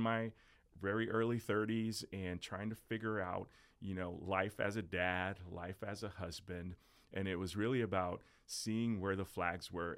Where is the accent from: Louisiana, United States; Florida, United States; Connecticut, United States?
Florida, United States; South; also born or lived in New Jersey; I was born in Jersey, raised in South Florida